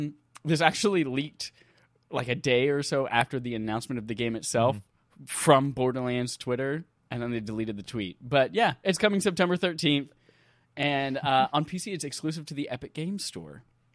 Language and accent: English; North Carolina, United States; I'm from North Carolina.